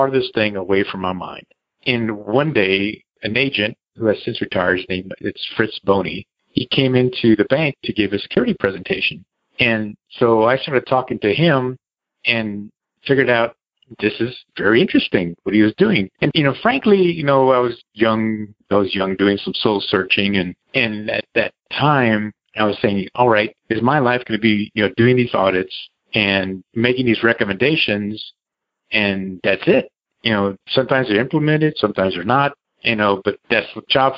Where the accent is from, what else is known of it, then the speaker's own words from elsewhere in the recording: San Antonio, Texas, United States; also born or lived in Austin, Texas; I grew up in San Antonio